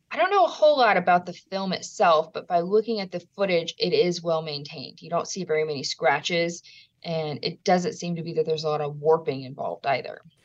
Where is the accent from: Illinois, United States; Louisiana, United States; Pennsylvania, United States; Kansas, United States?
Louisiana, United States; my home state